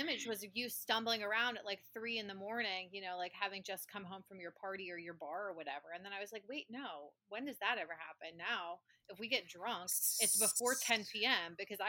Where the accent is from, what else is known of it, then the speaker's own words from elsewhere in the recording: Alabama, United States; born there; accent: Southern; Like, I was born in Alabama, and most of my Southern accent is gone, but not my kind of word pronunciation of, like, it is definitely caramel.